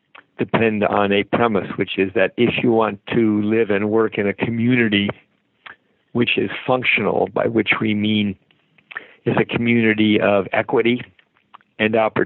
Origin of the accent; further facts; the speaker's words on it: San Mateo, California, United States; I was raised in San Mateo